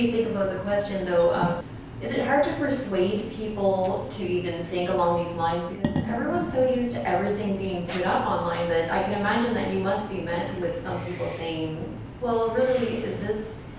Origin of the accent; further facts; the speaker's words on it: Canada; growing up in Canada, we didn't talk about residential schools and we weren't taught about them.